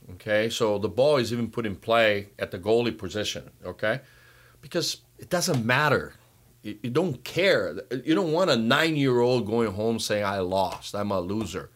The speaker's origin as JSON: {"language": "English", "country": "Brazil", "tie": "born or raised there", "moved": "yes", "lives_now": "United States", "said": "growing up in Brazil, I had a, the pleasure of working with Kemeni's father"}